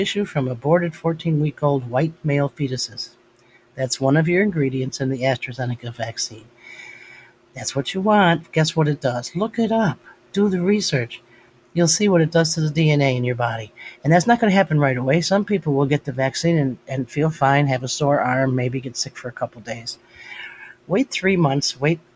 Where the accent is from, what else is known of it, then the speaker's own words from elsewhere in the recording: United States; as an American